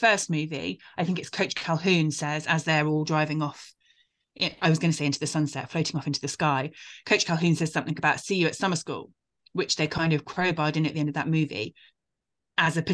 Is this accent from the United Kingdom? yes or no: yes; United Kingdom; accent: British; our British accent